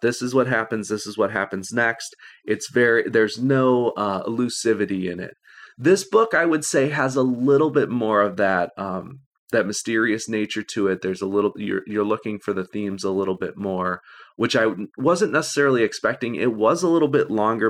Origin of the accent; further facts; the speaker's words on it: Illinois, United States; I'm from Illinois